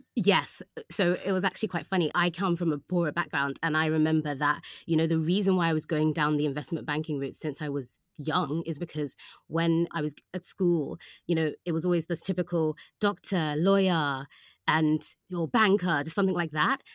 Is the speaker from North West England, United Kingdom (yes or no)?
no; London, United Kingdom; also born or lived in Oxford; I was from London